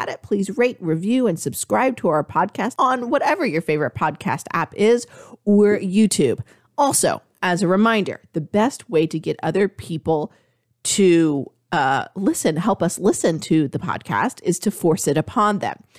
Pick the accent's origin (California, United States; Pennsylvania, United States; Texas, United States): Texas, United States; I was born in Texas.